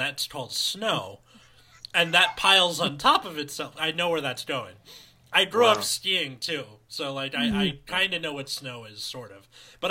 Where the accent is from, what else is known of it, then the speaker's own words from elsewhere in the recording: Santa Monica, California, United States; I'm from Santa Monica too